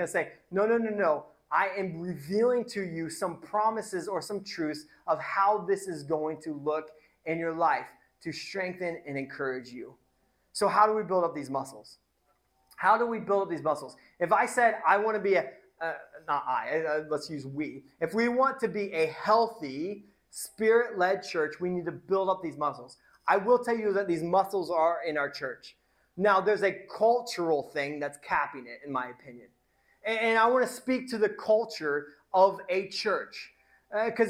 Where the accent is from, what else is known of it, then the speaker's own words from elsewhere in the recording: Indiana, United States; now in Pacific Northwest, United States; I'm going home to Indiana at the end of October, and I'm going to go to my mom's church